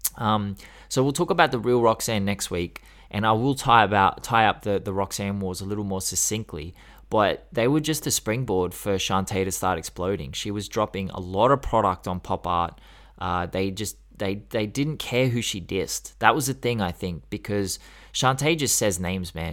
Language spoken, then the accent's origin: English; Australia; I'm Australian, and we're so, we're so yokel.